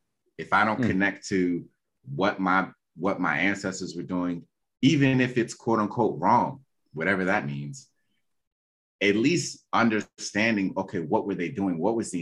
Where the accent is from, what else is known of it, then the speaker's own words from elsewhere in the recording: Nigeria; Like I grew up, I'm Nigerian, you know, my father is my father's mother is Yoruba. So I've always known Yoruba as a language.